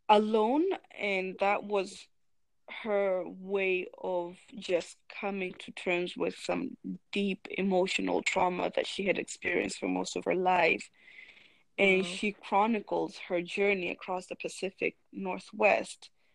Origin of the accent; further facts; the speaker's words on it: Meru, Meru County, Kenya; I spent a lot of my childhood there.